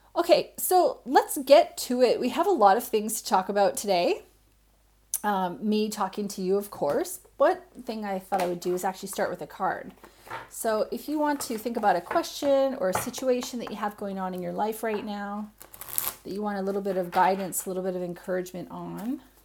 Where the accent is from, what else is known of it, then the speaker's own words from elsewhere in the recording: Canada; moved away as an adult; now in Australia; I'm Canadian, I live in Australia